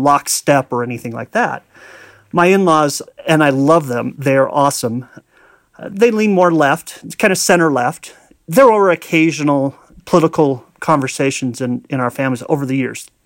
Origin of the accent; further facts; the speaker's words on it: Arizona, United States; I grew up in Arizona